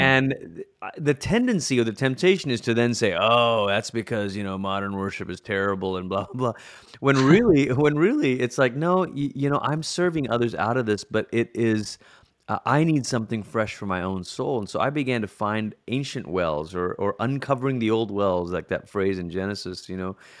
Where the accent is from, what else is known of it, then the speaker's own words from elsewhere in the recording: Malaysia; moved away as an adult; also born or lived in United States / Colorado Springs; I'm originally from Malaysia, and that's where I grew up